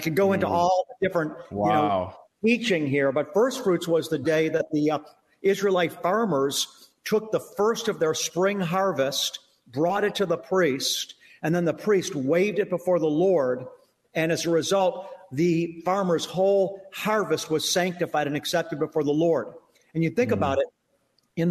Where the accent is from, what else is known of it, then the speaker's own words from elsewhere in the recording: United States; as an American